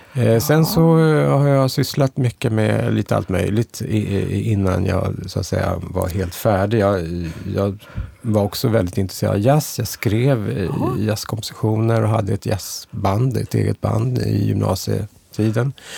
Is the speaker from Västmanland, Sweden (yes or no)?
no; Stockholm, Stockholm County, Sweden; jag är född och uppvuxen i Stockholm